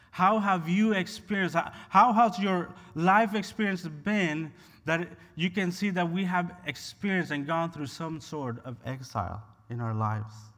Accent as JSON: {"language": "English", "country": "Honduras", "tie": "born or raised there", "moved": "as an adult", "lives_now": "United States", "said": "I was born and raised in Honduras, and I migrated to the U S about fifteen years ago."}